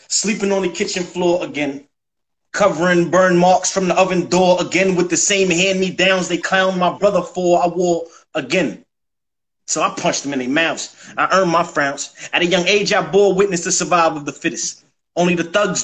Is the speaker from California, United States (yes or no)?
no; Mount Vernon, New York, United States; also born or lived in New Jersey; now in Atlanta, United States; I'm from New York, from Mount Vernon, New York. Money earning Mount Vernon. But Atlanta is home, and I touched down here seven years ago